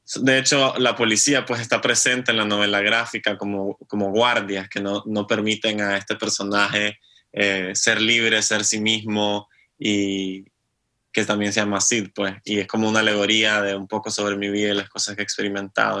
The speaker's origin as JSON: {"language": "Spanish", "country": "Nicaragua", "moved": "as an adult", "lives_now": "Norway", "said": "este es un proyecto que vengo trabajando desde que me fui de Nicaragua"}